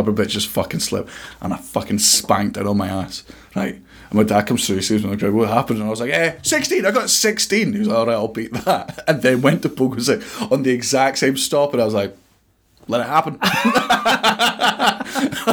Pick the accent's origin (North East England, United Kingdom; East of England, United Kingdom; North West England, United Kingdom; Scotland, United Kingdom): Scotland, United Kingdom; I'm Scottish